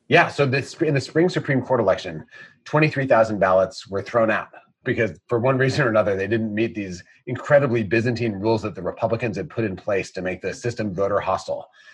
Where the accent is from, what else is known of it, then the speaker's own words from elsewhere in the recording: Wisconsin, United States; moved away as an adult; I grew up in Wisconsin.